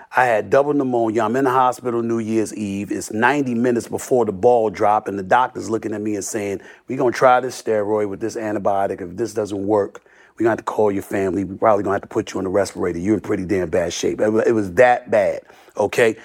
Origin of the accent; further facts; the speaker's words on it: New York City, New York, United States; I grew up in Hollis, Queens